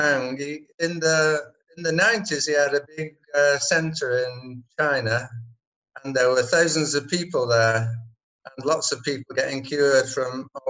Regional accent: England, United Kingdom; moved away as an adult; now in Malaysia; We were in England. We come from England

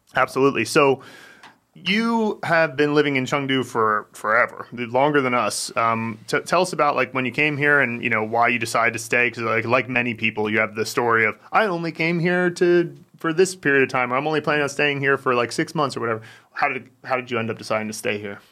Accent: United States; moved away; I grew up in America

